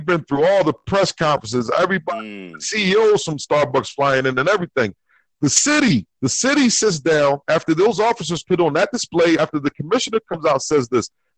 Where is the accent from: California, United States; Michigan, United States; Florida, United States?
Florida, United States; North; I'm from North Florida.